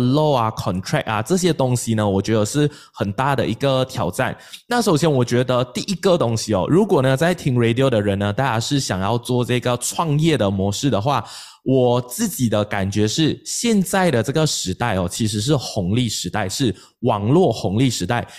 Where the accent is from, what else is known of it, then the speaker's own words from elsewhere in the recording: Malaysia; 我们马来西亚人